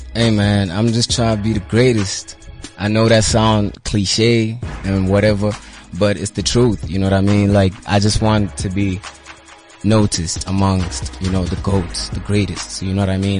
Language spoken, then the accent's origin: English; Butterworth, Eastern Cape, South Africa; I hail from Eastern Cape, uh, yeah. uh, Butterworth.